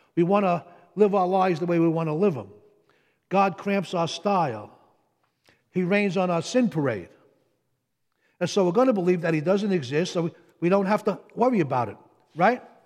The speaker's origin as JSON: {"language": "English", "town": "Jersey City", "region": "New Jersey", "country": "United States", "said": "I'm from Jersey City"}